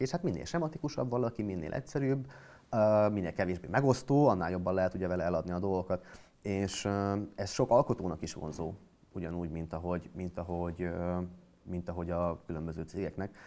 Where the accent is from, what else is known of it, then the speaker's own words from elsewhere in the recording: Miskolc, Borsod-Abaúj-Zemplén, Hungary; moved away as an adult; also born or lived in Budapest; Miskolcon születtem, oda jártam gimnáziumba